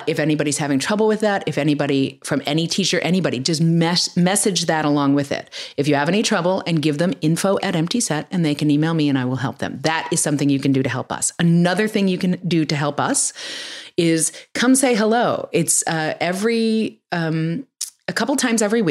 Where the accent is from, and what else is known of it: New York City, New York, United States; born or raised there; now in California, United States